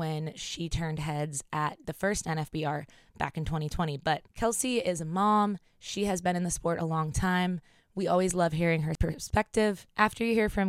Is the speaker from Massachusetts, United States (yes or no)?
no; Pennsylvania, United States; we're from Pennsylvania.